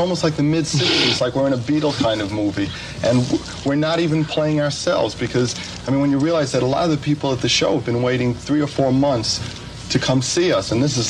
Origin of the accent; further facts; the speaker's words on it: New York City, New York, United States; also born or lived in Queens, New York; I grew up 211th Street and Broadway. I was the only Jew in an Irish neighborhood.